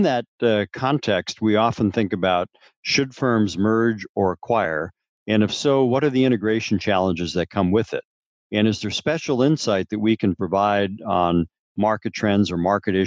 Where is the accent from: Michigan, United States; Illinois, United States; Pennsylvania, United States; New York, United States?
Michigan, United States; Upper Peninsula of; I grew up in the Upper Peninsula of Michigan